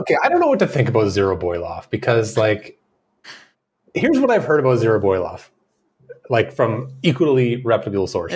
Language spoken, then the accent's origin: English; Canada; We're Canadian.